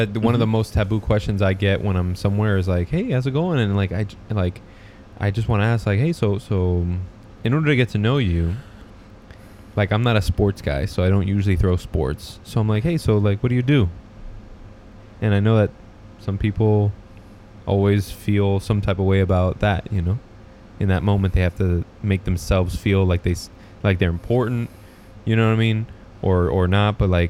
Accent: Michigan, United States; I'm from Michigan, and I.

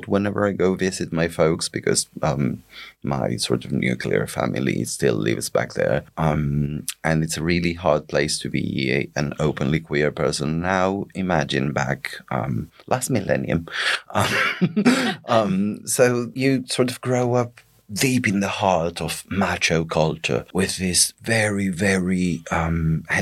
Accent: northeastern Argentina, Argentina; now in United Kingdom; I grew up in a town that shall remain nameless in northeastern Argentina.

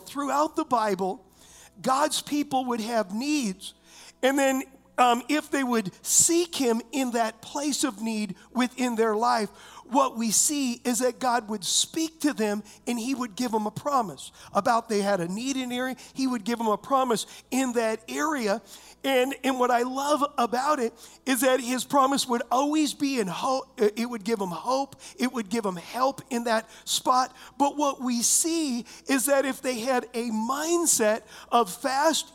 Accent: United States; I'm an American

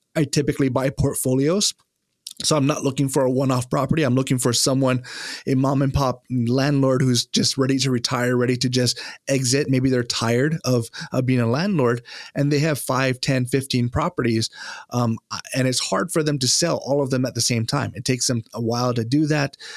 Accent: Hawaii, United States; also born or lived in Japan; now in East Coast, United States; growing up in Hawaii, uh, Japanese is, uh, a language that we learn in school

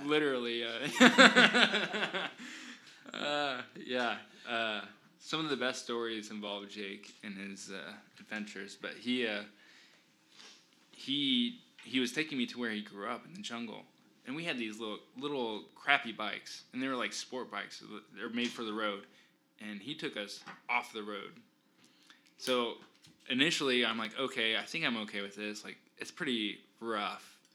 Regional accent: Indiana, United States; we're from Indiana, the mountainous area

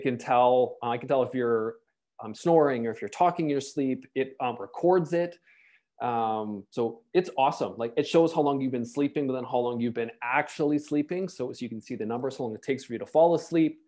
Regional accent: Canada; also born or lived in Toronto; as a Canadian

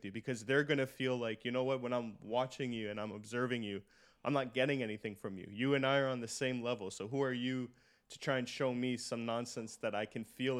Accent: Brooklyn, New York, United States; born there; I was born in Brooklyn.

